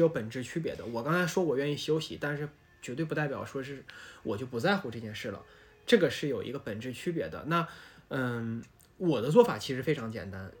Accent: Taiyuan, Shanxi, China; now in Shanghai, China; 然后当时我们太原那边

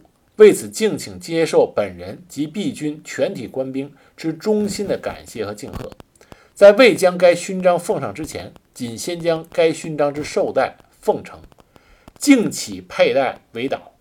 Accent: China; 作为中国人的我们

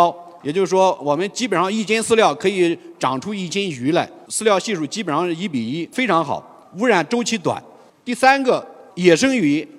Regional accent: Guangdong, China; 而淡水鱼像这个青草鲢鳙，我们广东人几乎吃的很少。珠三角那里对草鱼还算比较认可。

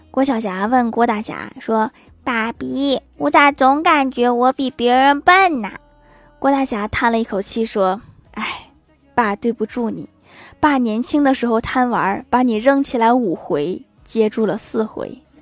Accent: Northeast China, China; 我们东北人

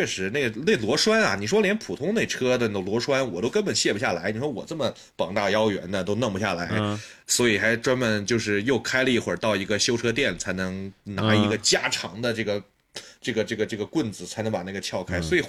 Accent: Xinjiang, China; 而且我是新疆人嘛，所以我们从小就看着那个打广东，那易建联就是打不过，我们新疆队就是打不过广东

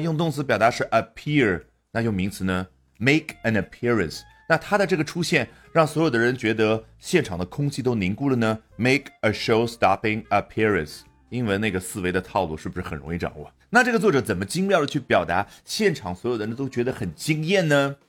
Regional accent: China; 我们中国人

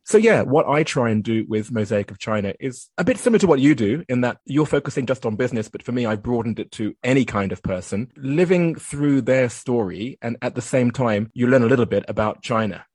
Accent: United Kingdom; moved away as an adult; also born or lived in Japan; I did some work in my home country. That was the UK

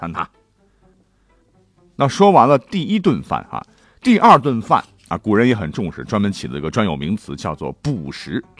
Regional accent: China; 我们中国人已经有了一日三餐的习惯。

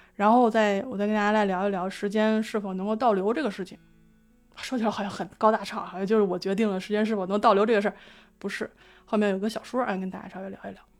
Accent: Beijing, China; 我作为一个北京人

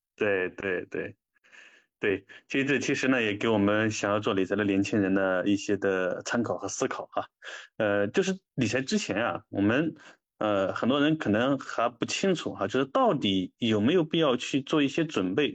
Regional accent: China; 我们中国人

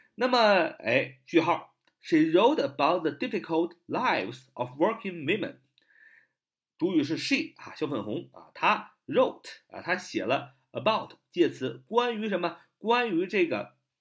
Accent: China; 我们中国人

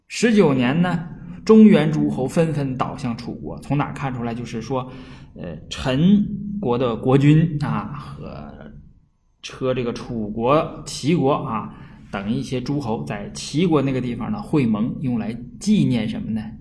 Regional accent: Northeast China, China; accent: Northeastern Mandarin (Dongbei); 东北话里边儿和普通话里边儿没有入声，啊，所以这个入声我也不大会读

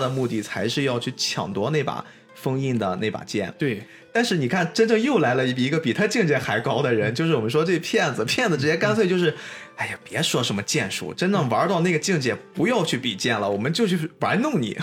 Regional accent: China; 特别作为一个中国人

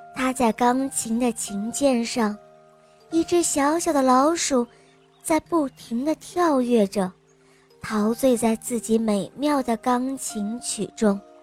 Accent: Nanjing, Jiangsu, China; 我今年四岁了，我来自南京

